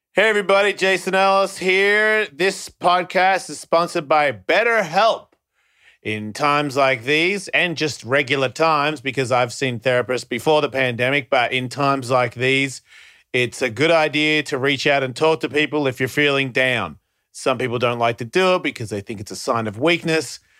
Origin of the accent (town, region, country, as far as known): Australia; born or raised there; now in United States